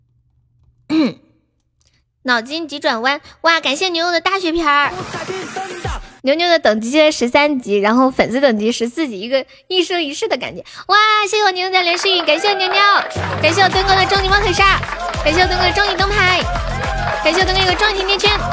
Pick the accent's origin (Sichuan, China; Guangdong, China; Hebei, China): Sichuan, China; accent: Sichuanese; 我们四川话有一句很土的话叫“见人我死，钩子摇”